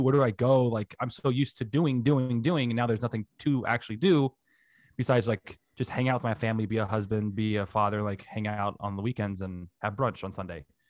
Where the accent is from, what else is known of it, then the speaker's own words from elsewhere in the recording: Hialeah, Florida, United States; I was born in Hialeah in South Florida